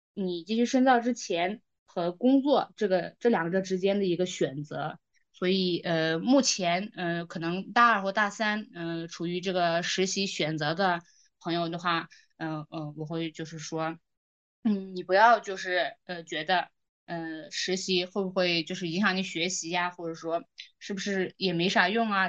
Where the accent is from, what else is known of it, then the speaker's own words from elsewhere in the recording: Xinjiang, China; moved away as an adult; now in Beijing, China; 对你作为新疆人啊，少数民族的好奇心吧